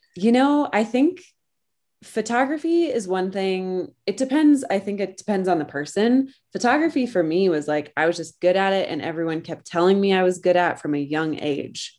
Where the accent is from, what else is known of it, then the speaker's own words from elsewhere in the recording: Colorado, United States; moved away; I am originally from Colorado, and I grew up in the middle of nowhere on a ranch